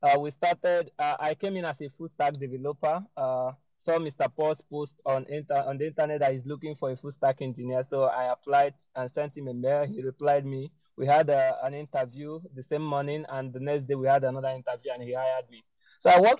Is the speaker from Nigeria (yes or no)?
yes; Anambra, Nigeria; So I was born in Nigeria, in Anambra State. That's a state in Nigeria. And I schooled there.